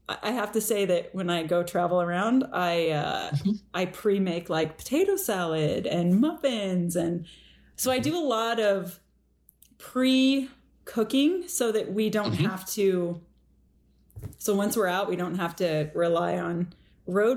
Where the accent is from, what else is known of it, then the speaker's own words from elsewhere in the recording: Redmond, Washington, United States; also born or lived in Maple Valley, Washington; I grew up between Maple Valley and Redmond